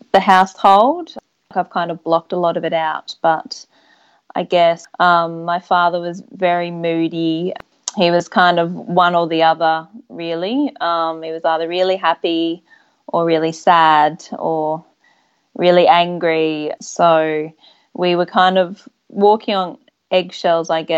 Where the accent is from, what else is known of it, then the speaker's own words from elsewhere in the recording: Sunshine Coast, Queensland, Australia; moved away as an adult; now in Western Australia, Australia; I grew up on the Sunshine Coast in Queensland